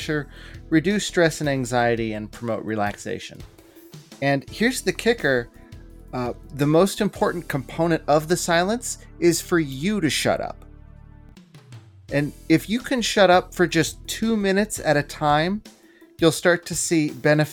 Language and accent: English; United States; as an American